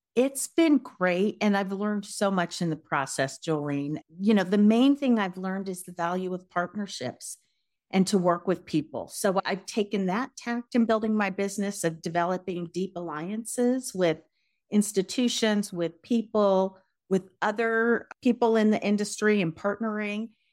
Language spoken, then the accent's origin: English; Denver, Colorado, United States; also born or lived in California / New York City / Los Angeles / Seattle; I am from Denver originally.